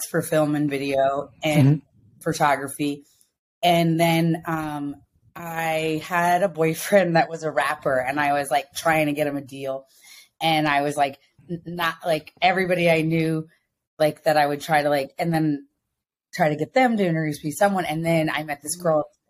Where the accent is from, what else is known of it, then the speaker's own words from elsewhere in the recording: Ithaca, New York, United States; moved away as an adult; now in Los Angeles, United States; I grew up in Ithaca, New York